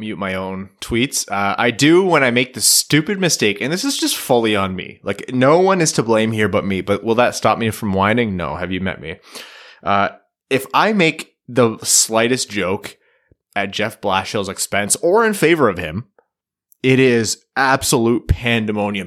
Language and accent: English; Canada; as a Canadian